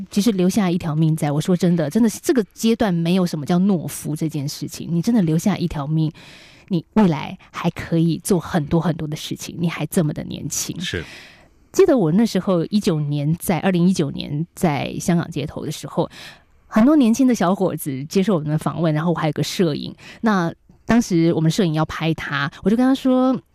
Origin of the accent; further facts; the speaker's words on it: Taiwan; 台湾的我们